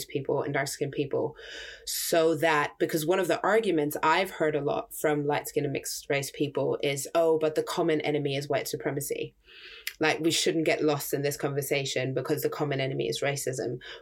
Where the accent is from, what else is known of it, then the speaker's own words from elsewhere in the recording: Germany; moved away; I grew up in Germany.